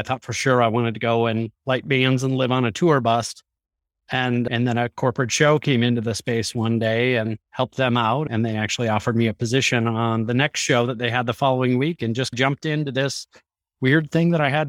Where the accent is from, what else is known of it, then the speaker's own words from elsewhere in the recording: Chicago, Illinois, United States; now in Las Vegas, United States; I'm a production lighting designer for work, live in Las Vegas, Nevada. I am from Chicago originally.